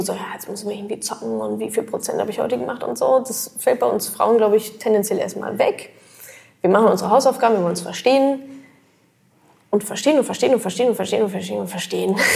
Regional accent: Germany; wir Deutsche

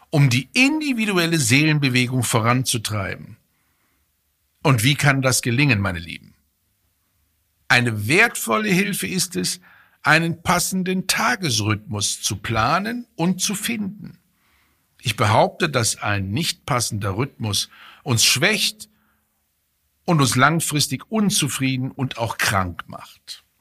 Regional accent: Fulda, Hesse, Germany; egal ob ich arbeite oder in meine, meine Heimatstadt komme, Fulda in Hessen

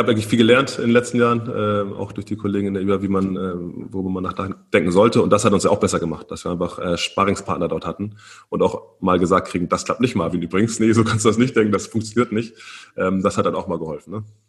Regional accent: Germany; wir als Deutsche

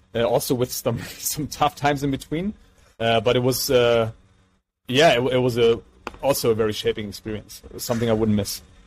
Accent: Mainz, Rhineland-Palatinate, Germany; from our hometown of Mainz

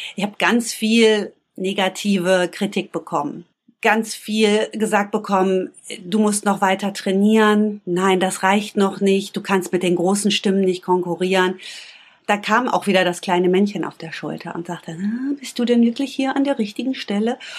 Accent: Bünde, North Rhine-Westphalia, Germany; Ich komme aus Bünde. Bünde ist eine ganz kleine Stadt zwischen Wiengebirge und Teutoburger Wald. Klingt beschaulich, ist beschaulich. Dort bin ich aufgewachsen

